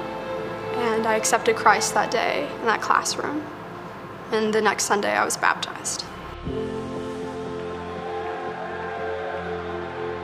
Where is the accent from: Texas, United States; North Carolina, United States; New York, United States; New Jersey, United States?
North Carolina, United States; Asheville; I grew up in Asheville, North Carolina.